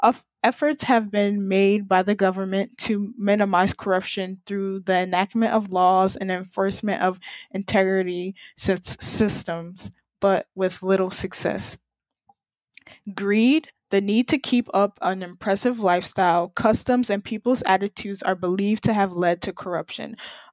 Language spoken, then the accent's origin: English; United States; I, as a Nigerian American woman, I hold so much privilege compared to the average Nigerian living in Nigeria.